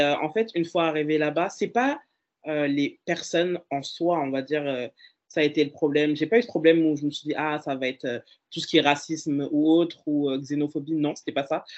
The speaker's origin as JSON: {"language": "French", "town": "Dijon", "region": "Bourgogne-Franche-Comté", "country": "France", "tie": "born or raised there", "also_born_or_lived": "Dole", "said": "j'ai grandi sur Dijon"}